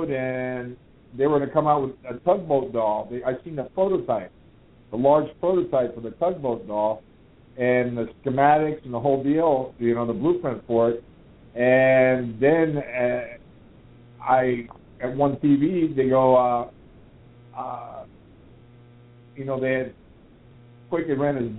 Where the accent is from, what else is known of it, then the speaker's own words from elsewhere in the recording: Miami, Florida, United States; I was born and raised in Miami